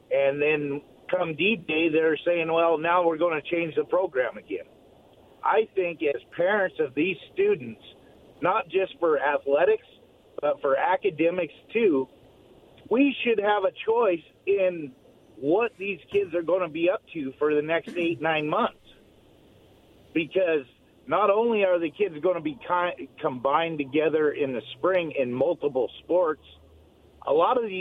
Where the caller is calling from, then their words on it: Walla Walla, Washington, United States; This is …. I'm from Walla Walla.